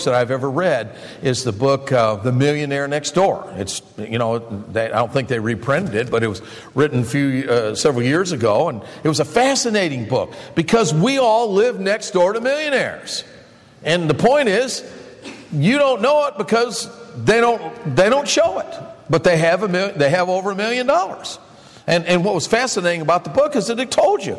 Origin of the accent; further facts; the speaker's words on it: Michigan, United States; I grew up in Michigan